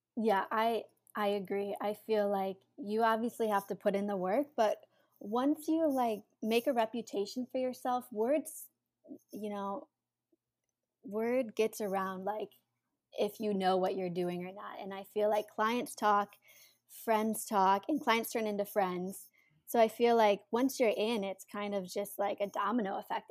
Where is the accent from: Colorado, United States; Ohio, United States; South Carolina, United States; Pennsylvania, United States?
Ohio, United States; Cleveland; moved away as an adult; now in New York City, United States; I'm originally from Cleveland, Ohio